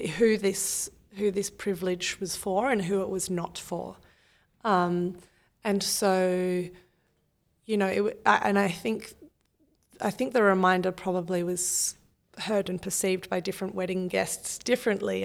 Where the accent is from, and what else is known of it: Australia